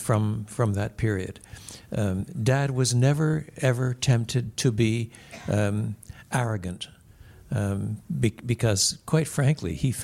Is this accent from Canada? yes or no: yes; Quebec, Canada; I was brought up in the French-speaking world